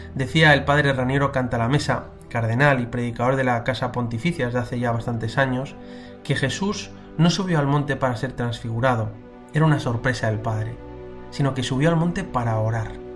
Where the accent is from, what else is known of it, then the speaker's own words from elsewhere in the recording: Madrid, Community of Madrid, Spain; cuando era pequeño en Madrid iba a rezar a una capilla de las esclavas del Sagrado Corazón que había cerca de mi casa